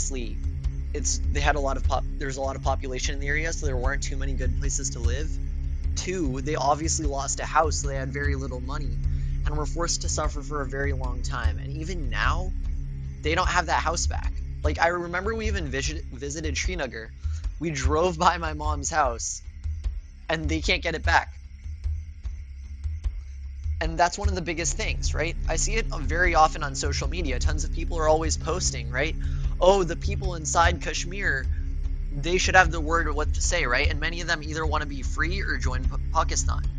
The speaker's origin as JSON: {"language": "English", "town": "Detroit", "region": "Michigan", "country": "United States", "tie": "born or raised there", "said": "I was born in Detroit"}